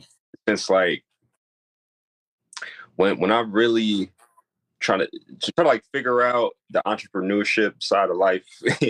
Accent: Grand Rapids, Michigan, United States; moved away as an adult; also born or lived in Saginaw, Michigan; now in Los Angeles, United States; I'm originally from Saginaw, Michigan, but I grew up in Grand Rapids, Michigan.

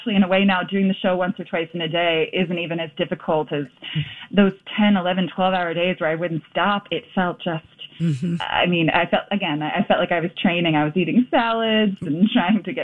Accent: Philadelphia, Pennsylvania, United States; moved away as an adult; now in New York, United States; I'm from Philadelphia originally

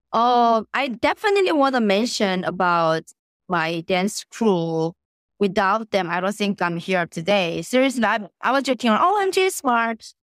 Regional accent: South Korea; moved away; also born or lived in Connecticut; I was born and raised in Korea

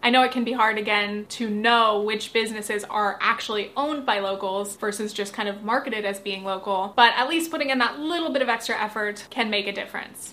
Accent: United States; as an American

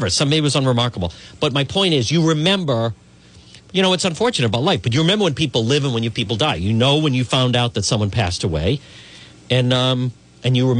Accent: Cranston, Rhode Island, United States; I grew up in Edgewood, which is a section of Cranston

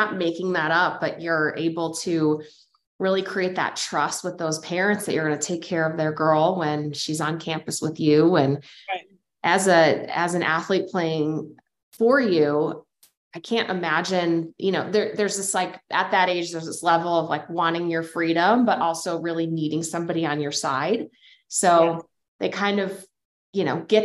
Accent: Chicago, Illinois, United States; also born or lived in Houston, Texas; now in Reno, United States; living in Reno, Nevada now, being from Chicago and then having lived in Houston.

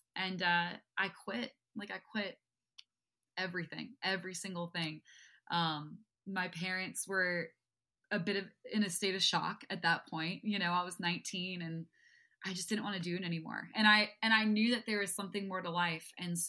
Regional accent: New York, United States; I claim the title as New Yorker. But yeah, I grew up right outside of the city.

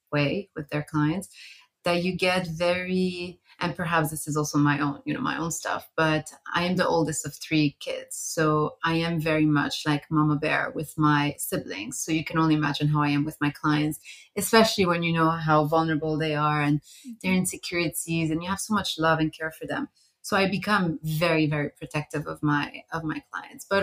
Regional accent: Montreal, Quebec, Canada; also born or lived in Beirut, Lebanon; now in London, United Kingdom; Before that, I lived in Beirut, which is where I'm originally from. And I grew up in Montreal. So I spent a good 17 years in North America

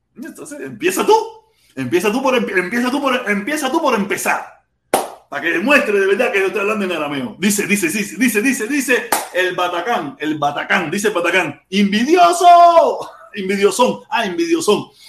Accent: Cuba; mi pueblo cubano

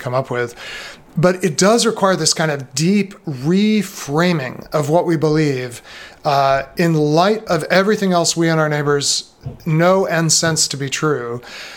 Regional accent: United States; an American Christian

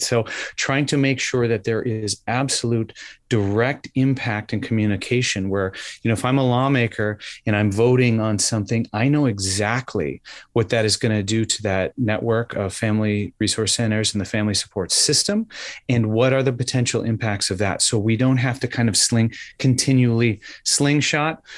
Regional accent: Wisconsin, United States; now in New Hampshire, United States; I am originally from Wisconsin.

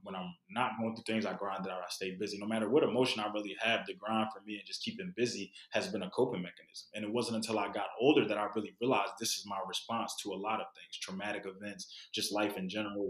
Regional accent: Philadelphia, Pennsylvania, United States; growing up in Philly

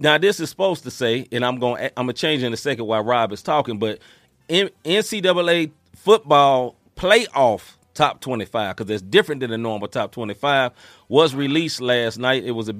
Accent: Tennessee, United States; What I'm hoping, and not because I'm from Tennessee

